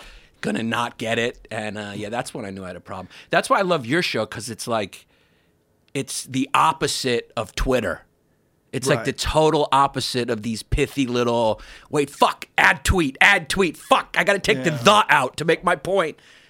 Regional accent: New York, United States; That's the one thing about being a New Yorker.

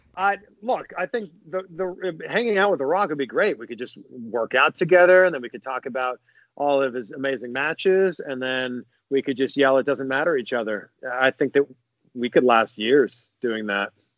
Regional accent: just outside of Toronto, Ontario, Canada; now in Florida, United States; I grew up just outside of Toronto

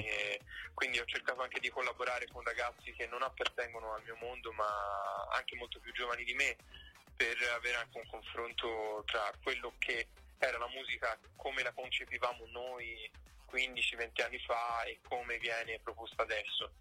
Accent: Florence, Tuscany, Italy; Io sono di Firenze

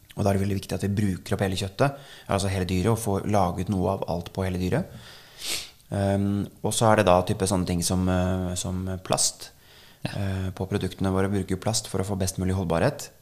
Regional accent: Norway; vi nordmenn

